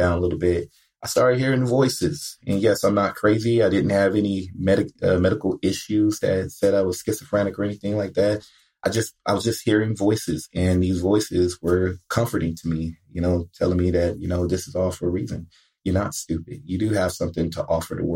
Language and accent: English; Compton, California, United States; growing up in Compton